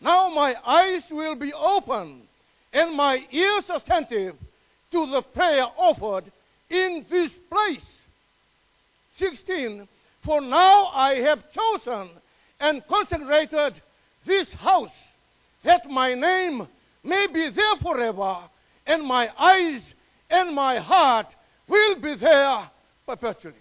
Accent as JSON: {"language": "English", "country": "Fiji", "moved": "yes", "lives_now": "Melbourne, Australia", "said": "my island, Fiji."}